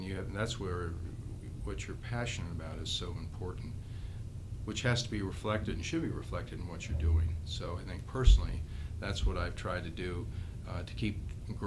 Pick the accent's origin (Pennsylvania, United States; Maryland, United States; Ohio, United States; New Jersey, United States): Ohio, United States; Cincinnati; I've always enjoyed growing up in Cincinnati